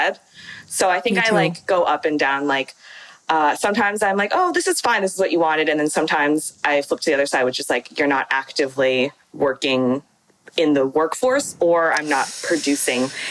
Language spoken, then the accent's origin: English; San Francisco, California, United States; So I'm from San Francisco and I went to predominantly white schools like growing up